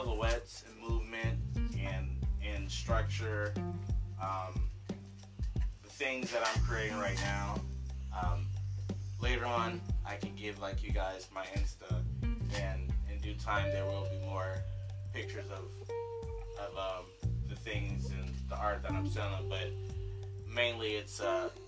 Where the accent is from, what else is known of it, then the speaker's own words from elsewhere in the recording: Akron, Ohio, United States; Well, currently I'm from Akron, Ohio, and I'm in Akron, Ohio now.